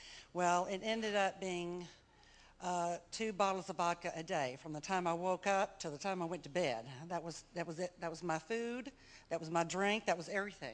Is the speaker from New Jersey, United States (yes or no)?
no; Mobile, Alabama, United States; I'm from Mobile, Alabama